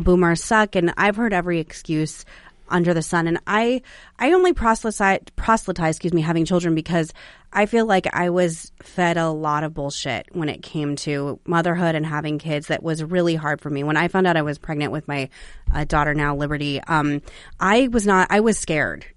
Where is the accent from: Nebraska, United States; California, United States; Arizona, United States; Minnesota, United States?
Arizona, United States; Phoenix; also born or lived in Sedona, Arizona; now in Washington, D.C. area, United States; I'm from Arizona and I was raised in Phoenix and Sedona